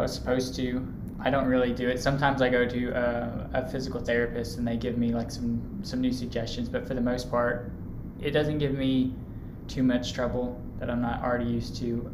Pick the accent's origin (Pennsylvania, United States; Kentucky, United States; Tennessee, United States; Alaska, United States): Kentucky, United States; Louisville; I'm from Louisville and I went here for undergrad